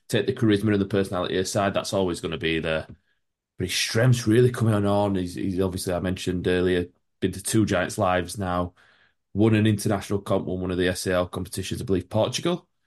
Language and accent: English; Yorkshire and the Humber, United Kingdom; I'm from Yorkshire